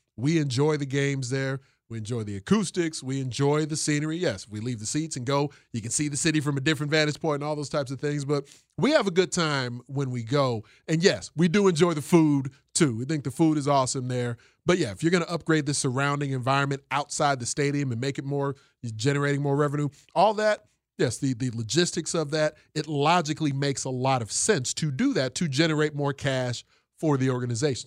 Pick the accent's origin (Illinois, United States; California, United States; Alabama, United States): Illinois, United States; Chicago; we're a Southside family